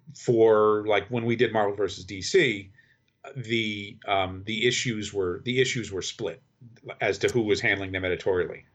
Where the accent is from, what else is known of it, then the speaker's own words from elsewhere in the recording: Kingston, New York, United States; I grew up in the Hudson Valley. in, uh, Kingston, New York.